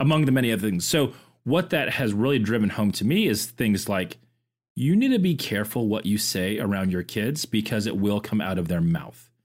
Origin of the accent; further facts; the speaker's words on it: Orlando, Florida, United States; I grew up in Orlando, I grew up around Disney